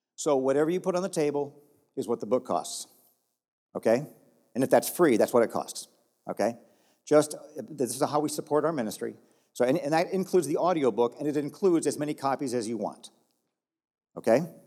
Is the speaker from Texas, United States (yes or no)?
yes; Texas, United States; I'm from Texas